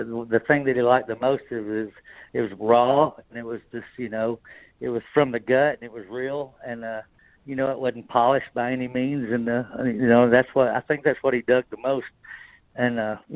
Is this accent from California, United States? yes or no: no; Knoxville, Tennessee, United States; moved away as an adult; now in Memphis, United States; I'm actually from Knoxville, which, you know, that's right up there, and it's big orange country. So I was from there, but I moved here when I got my deal, and I've just stayed here.